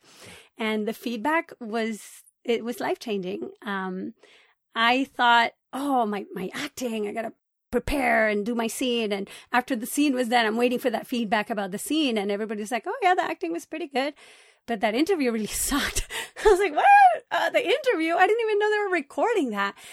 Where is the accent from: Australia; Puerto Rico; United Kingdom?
Puerto Rico; moved away as an adult; also born or lived in Boston / California; now in Los Angeles, United States; I was born in Puerto Rico, and I lived there until I went to college.